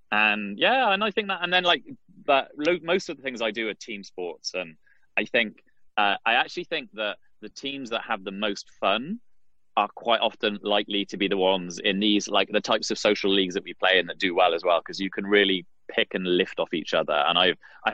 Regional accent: Wales, United Kingdom; accent: British; moved away as an adult; now in Washington, D.C., United States; I grew up in Wales, so we'd play a lot of rugby

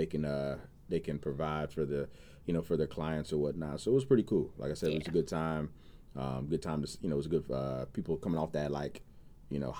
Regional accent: North Carolina, United States; moved away; I'm originally from North Carolina

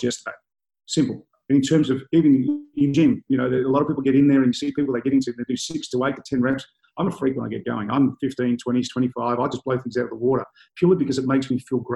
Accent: Melbourne, Victoria, Australia; I grew up in Brunswick in a really rough and tough area in the 70s.

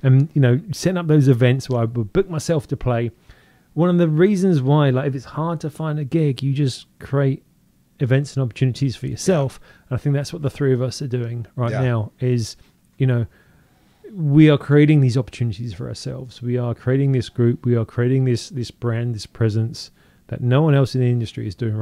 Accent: United Kingdom; moved away as an adult; now in Seattle, United States; I'm British

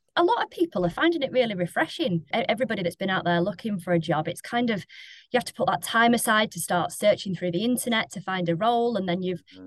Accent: Lancashire, North West England, United Kingdom; moved away; I am from Lancashire.

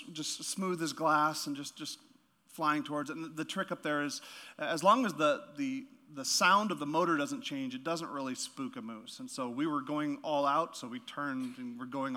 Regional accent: Yukon, Canada; moved away; also born or lived in Alaska; I'm from the Yukon, so northern Canada in the Yukon, right next to Alaska

